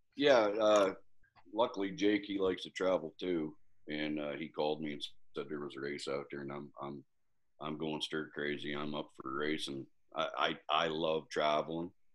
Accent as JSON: {"language": "English", "region": "Pennsylvania", "country": "United States", "said": "being from Pennsylvania"}